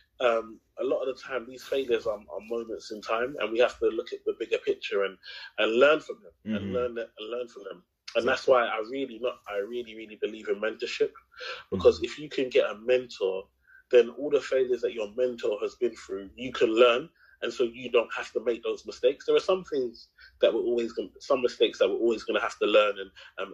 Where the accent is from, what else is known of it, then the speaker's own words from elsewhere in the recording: London, United Kingdom; I grew up in Tower Hamlets, if anyone knows Tower Hamlets in Canary Wharf. I mean, in East London